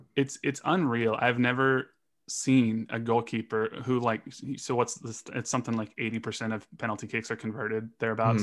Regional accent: Los Angeles, California, United States; moved away as an adult; now in Kansas City, United States; I grew up in Los Angeles. I'm born and raised in L

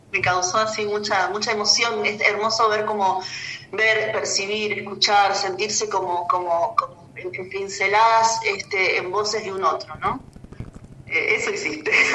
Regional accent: Buenos Aires, Argentina; moved away as an adult; also born or lived in Córdoba / Merlo, San Luis / Capilla del Monte; yo soy de Buenos Aires, nací en Buenos Aires

